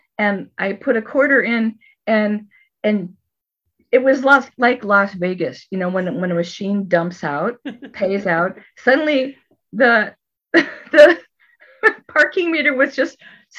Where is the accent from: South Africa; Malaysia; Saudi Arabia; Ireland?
Ireland; And you know, I'm Irish.